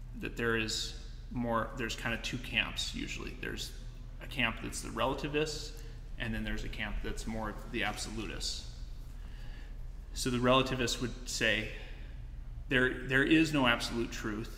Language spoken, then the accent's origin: English; United States; growing up in America